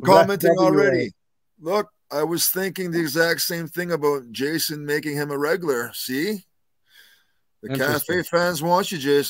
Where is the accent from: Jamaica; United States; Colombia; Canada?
Canada; we're both Canadian.